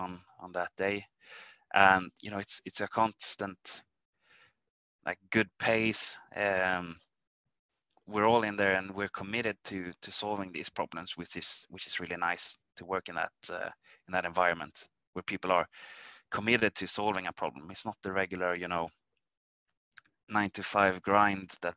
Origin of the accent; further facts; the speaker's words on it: Arvidsjaur, Norrbotten County, Sweden; I grew up in a really small town in the northern parts of Sweden called Arvidsjaur